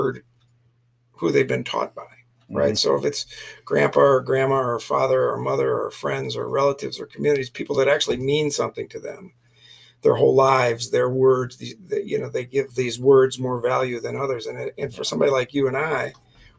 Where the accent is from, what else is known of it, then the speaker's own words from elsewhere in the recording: Flint, Michigan, United States; moved away; I'm a city boy. I'm from Flint, Michigan.